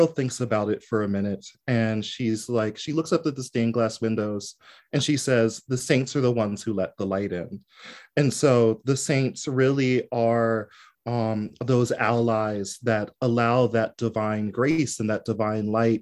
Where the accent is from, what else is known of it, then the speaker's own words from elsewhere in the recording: New Jersey, United States; I'm from South Jersey.